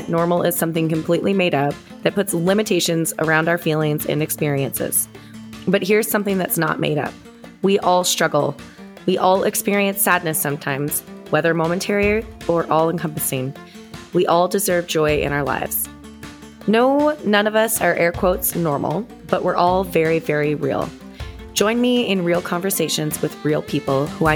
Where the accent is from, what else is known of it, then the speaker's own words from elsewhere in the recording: Canada; now in Nashville, United States; I'm a Canadian country artist living in Nashville, Tennessee